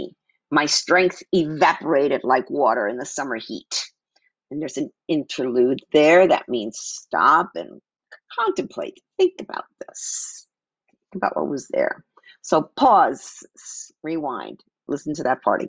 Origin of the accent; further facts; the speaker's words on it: New York City, New York, United States; now in Phoenix, United States; I grew up in New York City.